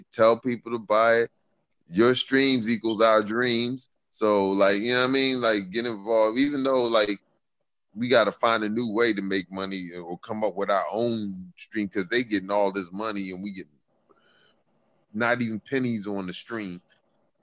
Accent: Philadelphia, Pennsylvania, United States; I grew up in West Philadelphia

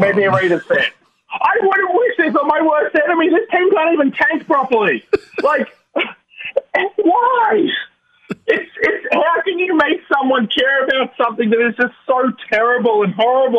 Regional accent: Australia; So I'm Australian.

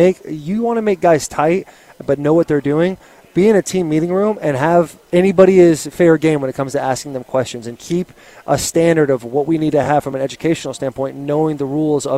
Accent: Arizona, United States; So I grew up here in Arizona, the maybe the best state in the entire union, and I went to Chaparral High School my senior year.

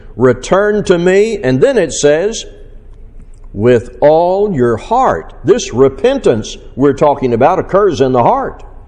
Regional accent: Missouri, United States; my hometown, uh, Missouri

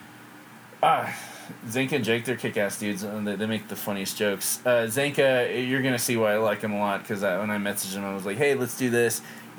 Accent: England, United Kingdom; And I've met one family I grew up with back in England that was from Maine.

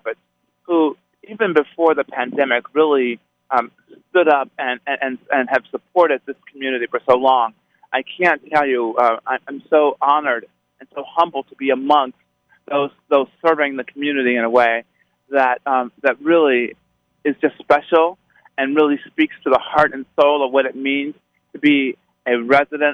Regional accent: Las Vegas, Nevada, United States; I'm a native son of Las Vegas, grew up on the west side and the poorest part of town

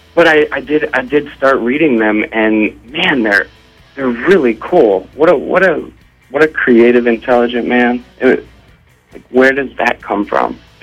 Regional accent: Ohio, United States; growing up in Ohio

